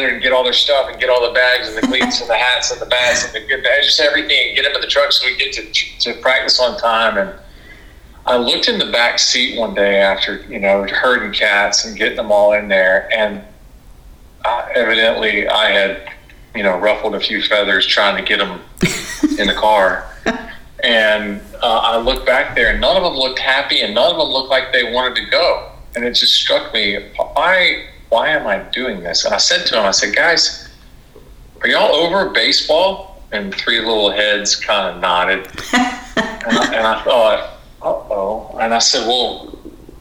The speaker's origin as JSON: {"language": "English", "town": "Jacksonville", "region": "Florida", "country": "United States", "tie": "born or raised there", "said": "I grew up in Jacksonville, Florida"}